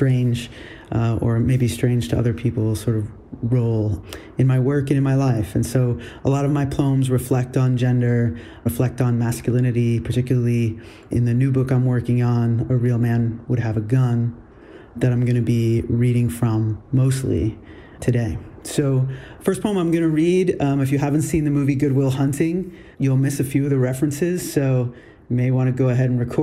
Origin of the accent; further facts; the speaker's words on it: East Coast, United States; our East Coast upbringing.